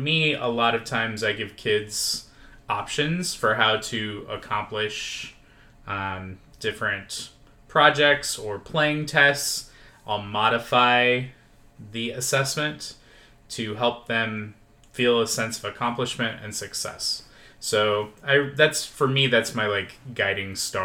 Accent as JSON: {"language": "English", "town": "Lincoln", "region": "Nebraska", "country": "United States", "moved": "as an adult", "lives_now": "Las Vegas, United States", "said": "I'm originally from Lincoln, Nebraska. Did my education there, and then moved out here at the age of 22"}